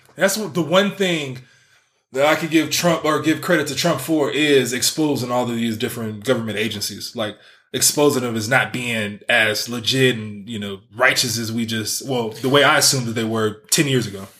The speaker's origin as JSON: {"language": "English", "area": "Bay Area", "region": "California", "country": "United States", "said": "I'm from the Bay Area"}